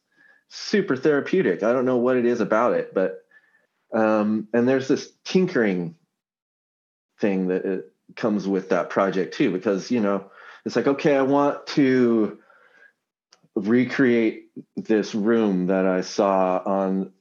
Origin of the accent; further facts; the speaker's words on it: Seattle, Washington, United States; my hometown